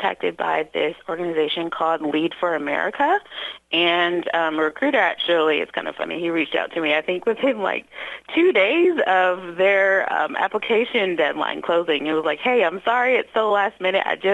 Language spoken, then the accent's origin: English; Louisville, Kentucky, United States; moved away as an adult; now in Southeastern Indiana, United States; growing up in Louisville